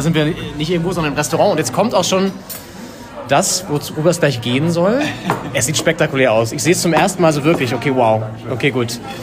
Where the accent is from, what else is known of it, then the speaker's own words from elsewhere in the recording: Flensburg, Schleswig-Holstein, Germany; moved away; Wir kommen ja beide aus Flensburg ursprünglich.